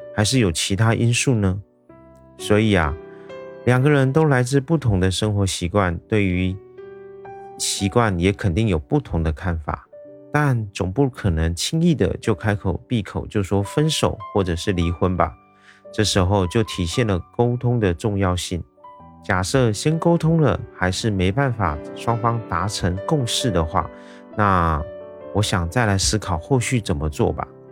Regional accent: Taiwan; 我是一位来自台湾的一位小哥哥

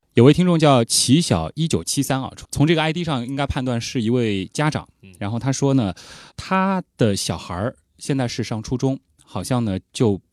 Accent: China; 我们中国人

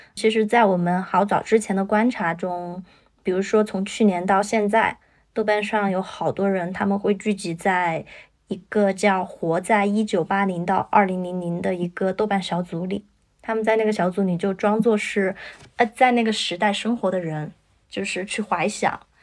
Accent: Chongqing, China; 我是重庆的

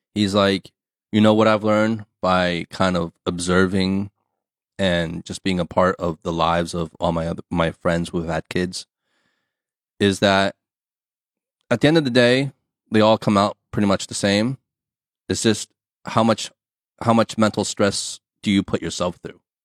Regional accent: United States; first language English; now in China; my mother tongue is English, my background, my culture, right? We we come from the states.

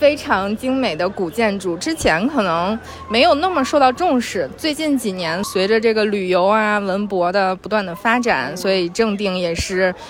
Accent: Shijiazhuang, Hebei, China; 其实我是石家庄人

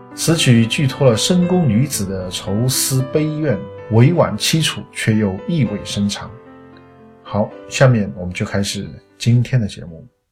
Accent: China; 我们中国人讲

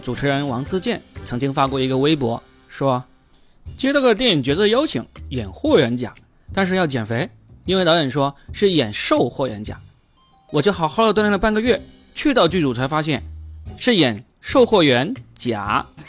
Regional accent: southern China, China; accent: southern; 我这个南方口音的人

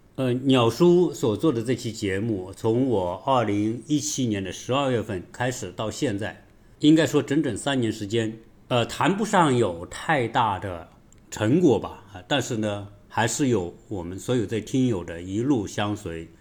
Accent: China; 对于我们中国人

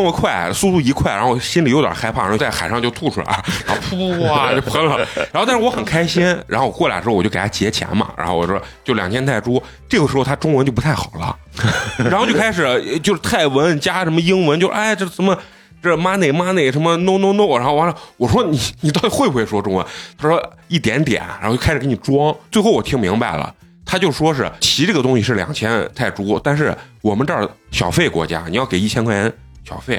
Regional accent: China; 上来先跟你打招呼，我就问你从哪儿来，然后一看我是中国人，说哦，您中国人兄弟啊

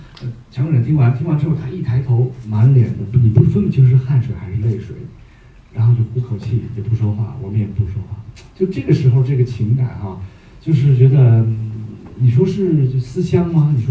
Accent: Beijing, China; 我是我是我是北京人，

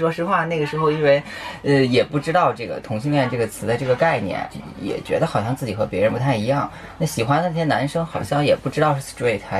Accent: Shanxi, China; moved away as an adult; now in Beijing, China; 我是山西人

